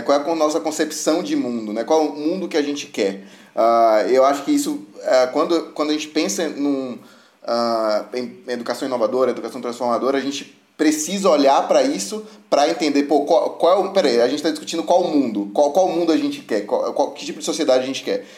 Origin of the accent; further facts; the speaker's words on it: Salvador, Bahia, Brazil; eu nasci em Salvador